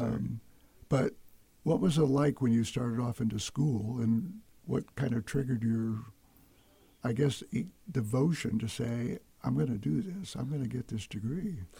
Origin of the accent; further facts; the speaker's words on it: Detroit, Michigan, United States; moved away; I grew up in the Detroit area as an only child